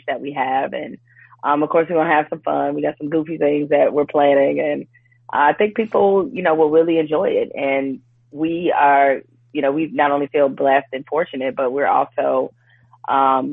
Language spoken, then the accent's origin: English; Detroit, Michigan, United States; we're both from Detroit